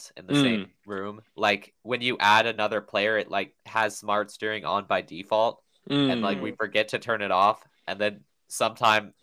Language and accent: English; Washington, United States; I am from Washington State in the United States